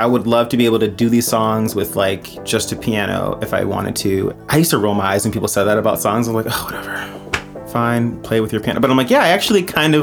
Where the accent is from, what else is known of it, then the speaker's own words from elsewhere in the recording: Flint, Michigan, United States; I'm an artist from Flint, Michigan